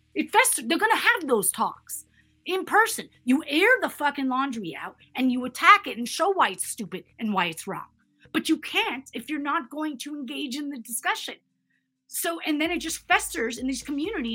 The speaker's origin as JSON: {"language": "English", "country": "Canada", "tie": "born or raised there", "also_born_or_lived": "United States", "said": "I'm American and Canadian, and I've lived and grown up in both countries"}